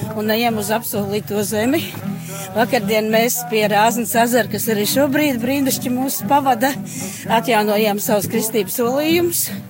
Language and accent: Latvian; Latvia; es esmu latviecis, es nākam no Latvijas